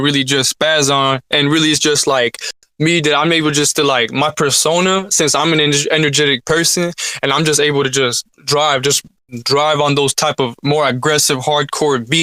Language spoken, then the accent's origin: English; Hemet, California, United States; I'm from Hemet, California